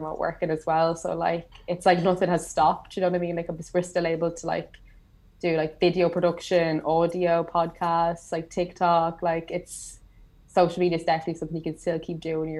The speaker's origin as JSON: {"language": "English", "country": "Ireland", "moved": "yes", "said": "I'm Irish"}